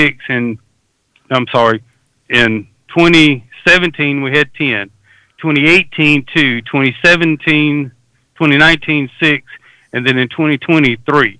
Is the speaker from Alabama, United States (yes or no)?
yes; South Alabama, United States; I grew up in South Alabama